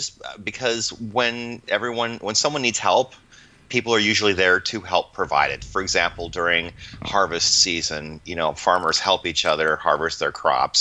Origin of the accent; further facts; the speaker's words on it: Iowa, United States; moved away; Growing up in Iowa in, you know, the 70s and the 80s